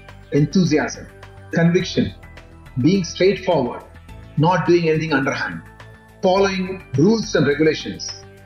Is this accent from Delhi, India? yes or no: no; Nagpur, Maharashtra, India; I would say one of the great places to live in India is Nagpur. So my childhood was very good.